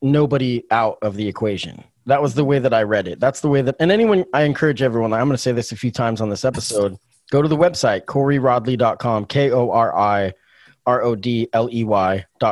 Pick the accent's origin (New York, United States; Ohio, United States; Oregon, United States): Oregon, United States; Springfield; also born or lived in Eugene, Oregon; I grew up in Springfield. I've lived here since I was 11